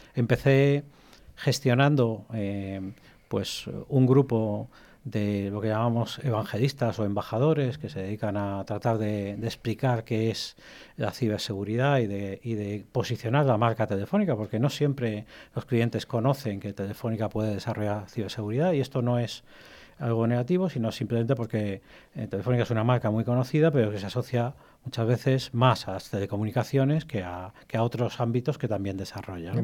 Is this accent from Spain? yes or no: yes; Spain; also born or lived in Egypt / Albacete; en realidad soy nacido en Egipto. Ah, llevo toda mi vida viviendo en, España, vine con menos de un año